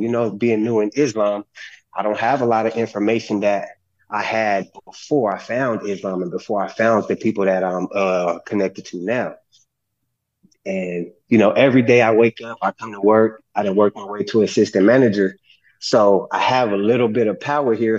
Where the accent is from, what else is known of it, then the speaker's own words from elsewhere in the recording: California, United States; growing up in California where I was raised around